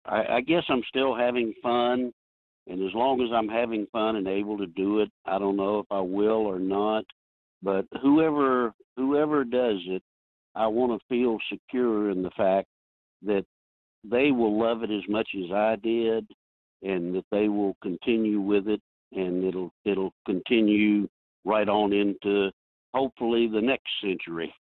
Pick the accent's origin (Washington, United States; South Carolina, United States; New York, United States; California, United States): South Carolina, United States; I was from South Carolina